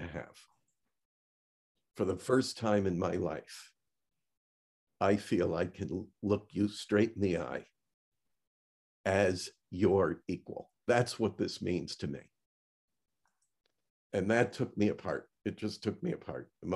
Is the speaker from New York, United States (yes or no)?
yes; Niagara Frontier, Western New York State, United States; moved away as an adult; also born or lived in Washington, D.C. area / Manassas, Virginia; When I moved from my hometown, Van, our shared homeland of Western New York State, Niagara Frontier, and I moved to the Washington, D.C. area